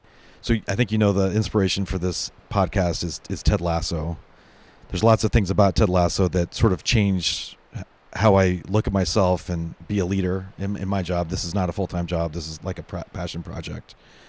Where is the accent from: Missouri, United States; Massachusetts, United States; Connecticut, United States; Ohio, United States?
Missouri, United States; moved away; growing up in Missouri